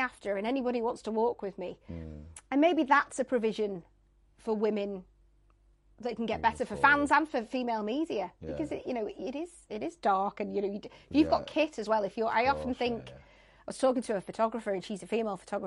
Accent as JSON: {"language": "English", "region": "the north of England", "country": "United Kingdom", "accent": "northern", "said": "I'm a northerner, I don't really care that I'm a northerner. I like being a northerner"}